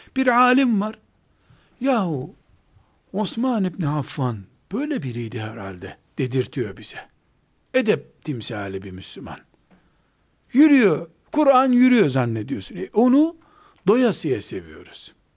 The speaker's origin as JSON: {"language": "Turkish", "region": "Trabzon", "country": "Turkey", "said": "Ben de Trabzonluyum"}